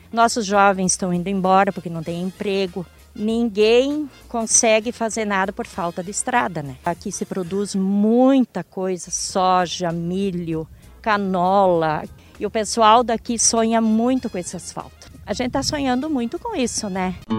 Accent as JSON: {"language": "Portuguese", "town": "Antônio Prado", "region": "Rio Grande do Sul", "country": "Brazil", "said": "sou de Antônio Prado"}